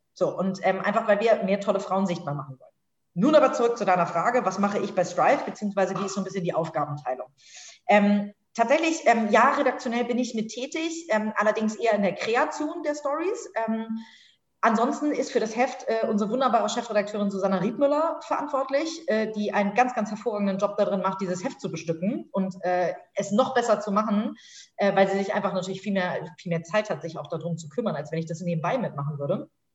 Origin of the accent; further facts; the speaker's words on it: Hamburg, Germany; bin tatsächlich in Hamburg aufgewachsen, habe hier studiert, bin zur Schule gegangen